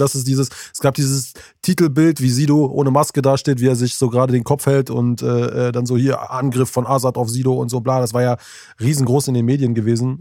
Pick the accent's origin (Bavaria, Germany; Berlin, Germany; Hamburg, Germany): Berlin, Germany; hier bei uns in Berlin